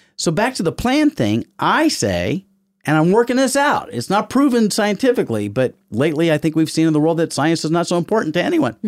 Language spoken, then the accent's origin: English; the South, United States; I'm from the South. I spent my whole life trying to look like that Southern gentleman